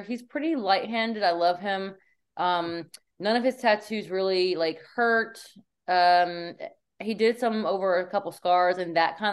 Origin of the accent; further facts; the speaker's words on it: Virginia, United States; moved away; also born or lived in Florida; I'm from Virginia and I just left Florida